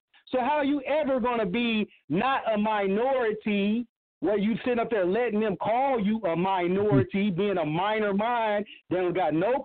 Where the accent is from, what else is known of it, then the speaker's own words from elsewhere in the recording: Oklahoma, United States; where I grew up at in the Indian Territory, you know, Oklahoma Territory